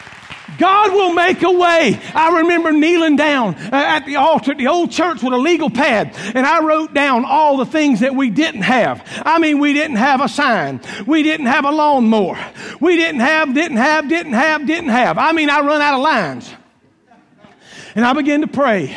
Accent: Columbus, Georgia, United States; also born or lived in Claxton, Georgia; I grew up in Columbus, Georgia

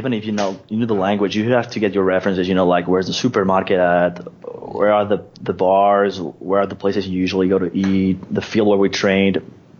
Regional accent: Spain; English is a second language; my mom was French, so since I was a kid I could speak French and Spanish because I was raised in Spain. And then I just learned English when I was like 15 or 16 years old.

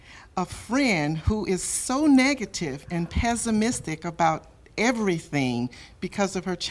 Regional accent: Los Angeles, California, United States; I'm from North Hills, California.

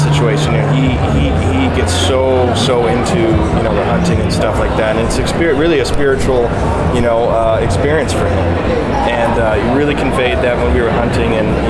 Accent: Detroit, Michigan, United States; born or raised there

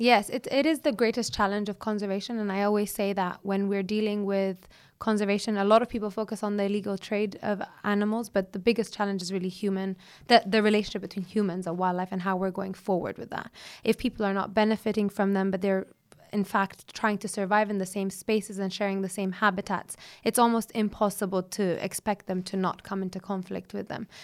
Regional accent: Ethiopia; My upbringing, my childhood growing up in Ethiopia in the wild

